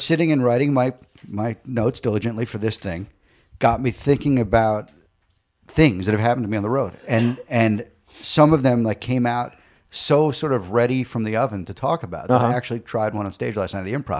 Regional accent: Long Island, New York, United States; Long Island.

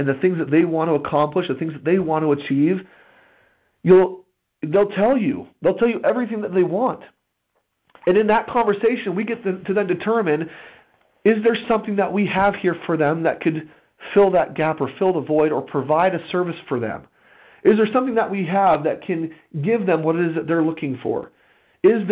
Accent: United States; As an American people

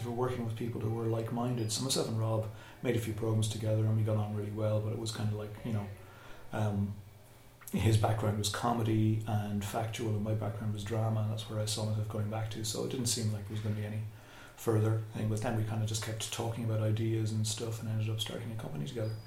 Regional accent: Cashel, Munster, Ireland; I grew up in Cashel, Tipperary

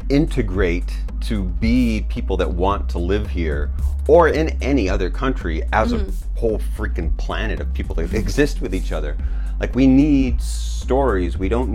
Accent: United States; now in China; as an American

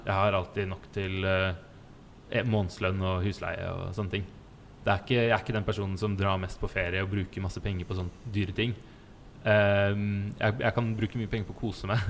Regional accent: Stavern, Vestfold, Norway; moved away as an adult; also born or lived in Falmouth, Cornwall, England; Jeg kommer fra Stavern

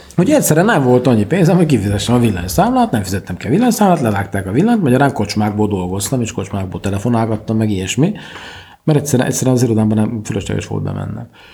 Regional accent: Székely, Szeklerland, Romania; also born or lived in Cluj-Napoca, Romania; székely vagyok

